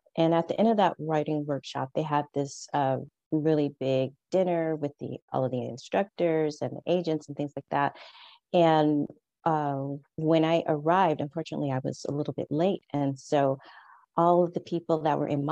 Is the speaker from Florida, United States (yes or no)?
no; California, United States; moved away as an adult; now in Paris, France; I'm originally from California